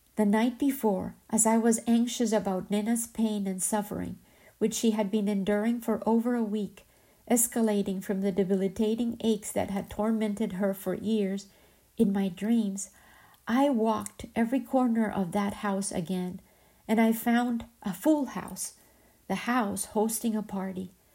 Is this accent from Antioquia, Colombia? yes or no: yes; Medellín, Antioquia, Colombia; moved away; my hometown, Medellin